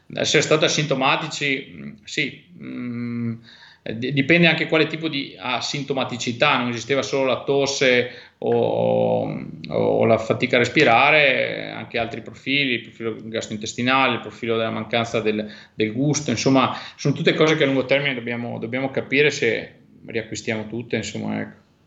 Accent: Belluno, Veneto, Italy; per la mia terra, sai quanto sono legato a Belluno

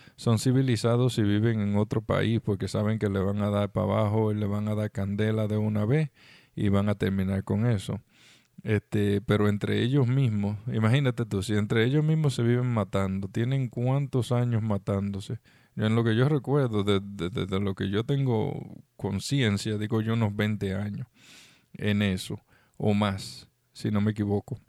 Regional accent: Dominican Republic; now in United States; yo soy dominicano

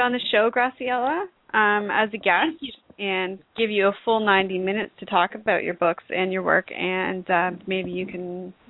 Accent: Toronto, Ontario, Canada; now in Houston, United States; I was coming from Toronto

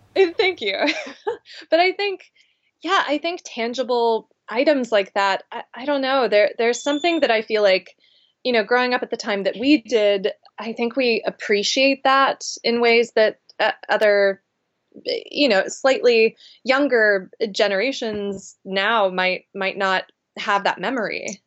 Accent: Charleston, South Carolina, United States; born or raised there; moved away

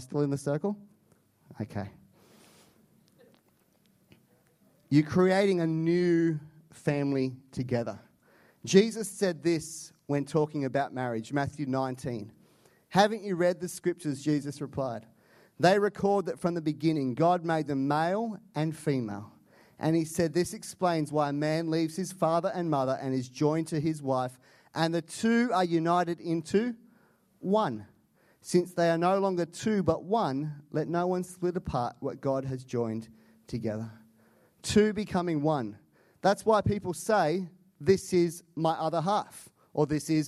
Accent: Canada; I'm Canadian

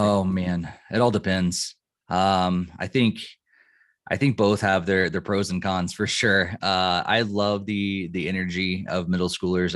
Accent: Illinois, United States; moved away as an adult; also born or lived in Boston area / north of Denver, Colorado; now in Colorado, United States; I grew up in Illinois

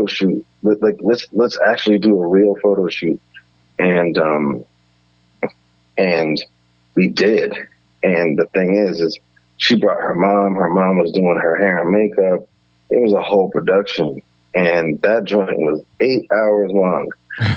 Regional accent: Edison, New Jersey, United States; I'm from Edison, New Jersey, which is a suburban town in central Jersey.

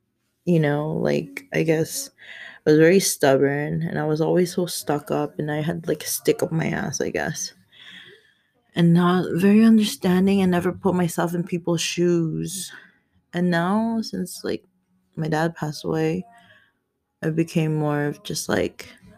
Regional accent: Philippines; I'm Filipino, 29 years old.

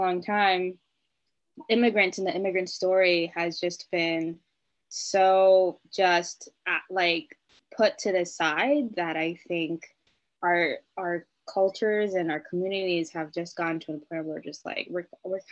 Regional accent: United States; I don't have an accent. I'm born and raised in America

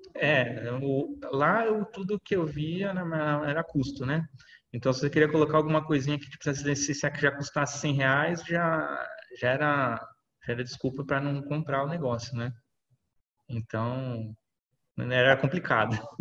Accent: São Paulo, Brazil; Sou de São Paulo, aqui, capital

